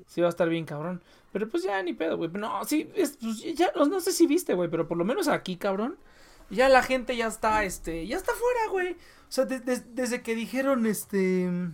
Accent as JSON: {"language": "Spanish", "region": "Michoacán", "country": "Mexico", "moved": "yes", "lives_now": "Tijuana, Mexico", "said": "Yo soy de Michoacán, que es culinariamente superior"}